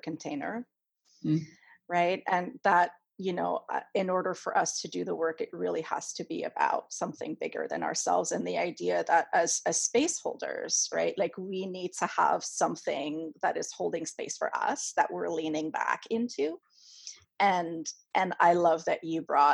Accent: Canada; first language French; English is a second language; moved away as an adult; now in United States; I'm French Canadian. That's my first language

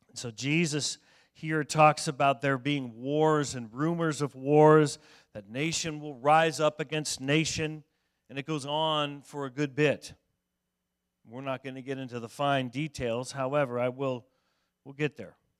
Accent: Denver, Colorado, United States; moved away; I grew up in Denver

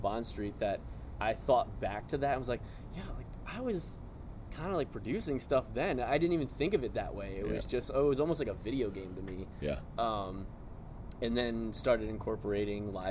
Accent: Gaithersburg, Maryland, United States; also born or lived in Baltimore, Maryland; I'm actually from Gaithersburg, Maryland originally. So about an hour out. Went to school just outside of D.C.

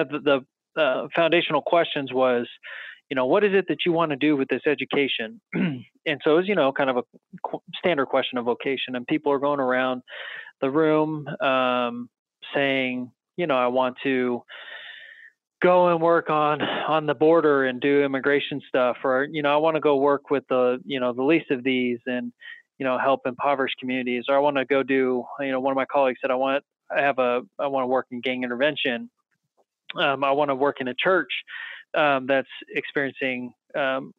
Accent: Salinas, California, United States; I grew up in Salinas, California

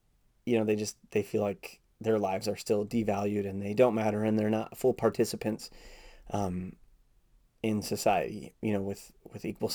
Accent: Minneapolis, Minnesota, United States; I grew up here in South Minneapolis

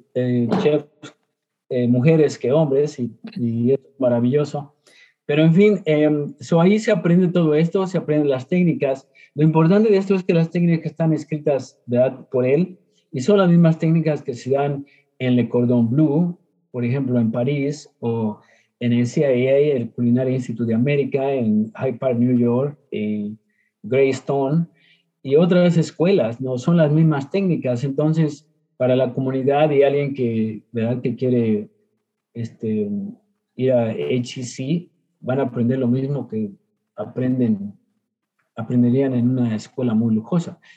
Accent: Mexico; now in Houston, United States; a los nueve años, em, por problemas de salud, este, mi padre tuvo que mover a la familia, ¿verdad? A, este, em, a la Mixteca, que es parte de lo que es Oaxaca y Puebla

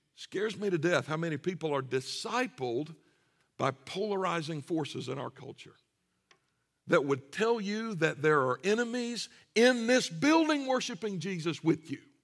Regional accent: Deep South, United States; I grew up in the Deep South

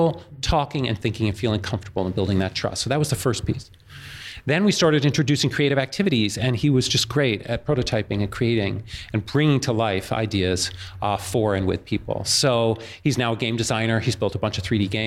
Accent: New York, United States; growing up in New York

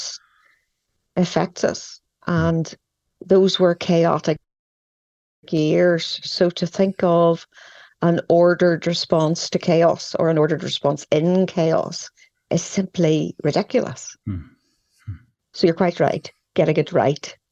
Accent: Northern Ireland, United Kingdom; growing up in a small community in which we all knew each other

